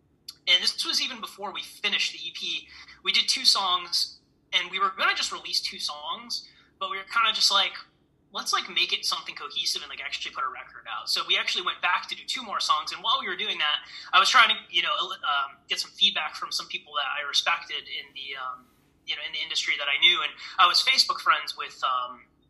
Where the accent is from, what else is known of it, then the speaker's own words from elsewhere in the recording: Milford, Connecticut, United States; Milford, Connecticut, which is my hometown